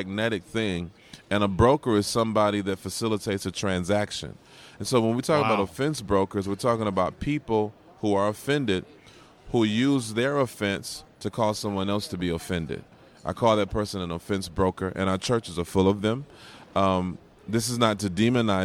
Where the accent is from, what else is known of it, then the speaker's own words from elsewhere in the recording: Georgia, United States; When I was a kid growing up in Georgia, we had a big basement